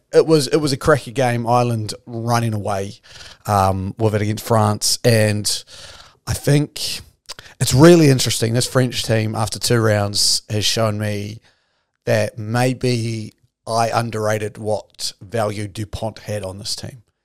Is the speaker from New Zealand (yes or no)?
yes; New Zealand; I'm your Kiwi half of this podcast